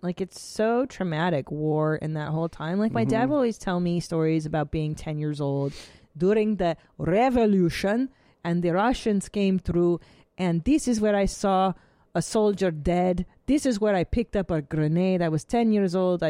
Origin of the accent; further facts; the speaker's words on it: Los Angeles, California, United States; Here in L.A. We grew up in the San Fernando Valley